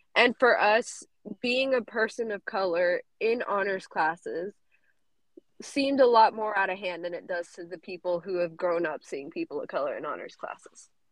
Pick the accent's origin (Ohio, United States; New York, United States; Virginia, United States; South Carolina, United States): South Carolina, United States; also born or lived in Georgia; nacida in Georgia. I grew up in South Carolina